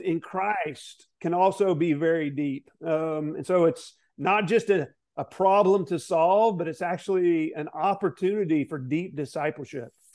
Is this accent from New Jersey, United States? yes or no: no; Arkansas, United States; also born or lived in Southern California; I was born in Southern California, grew up in Arkansas